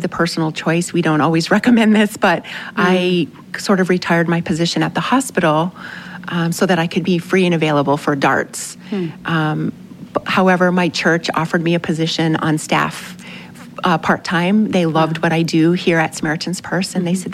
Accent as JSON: {"language": "English", "country": "United States", "said": "we're from America"}